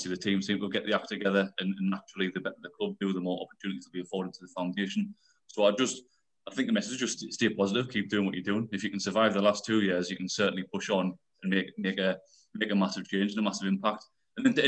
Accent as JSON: {"language": "English", "country": "United Kingdom", "tie": "born or raised there", "said": "I'm a local lad. I was brought up in Rogue, about 5 minutes walk from the Beacon itself"}